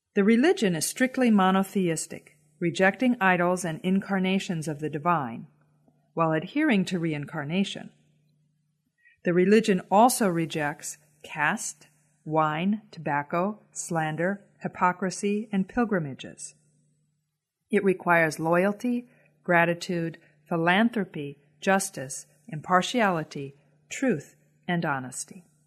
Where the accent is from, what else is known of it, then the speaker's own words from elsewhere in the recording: United States; As an American woman